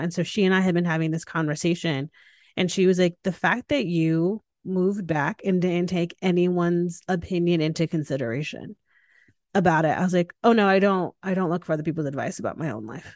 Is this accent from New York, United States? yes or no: no; Connecticut, United States; moved away as an adult; now in Austin, United States; I moved home to Connecticut. And still calling it home. Like it's where yeah. I'm from, it's where I was yeah. raised